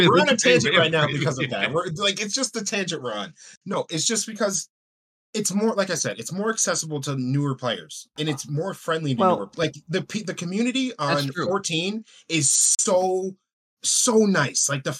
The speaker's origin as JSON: {"language": "English", "region": "New York", "country": "United States", "said": "New York."}